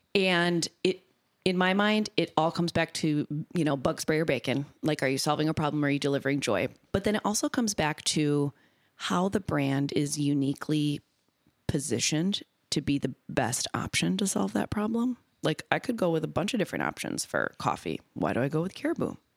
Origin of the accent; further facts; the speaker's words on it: Minnesota, United States; born and raised in Minnesota